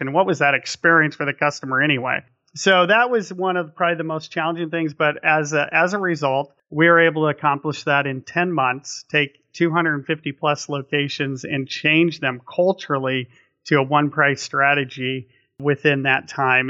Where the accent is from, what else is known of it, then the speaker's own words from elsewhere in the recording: Napa, California, United States; growing up in Napa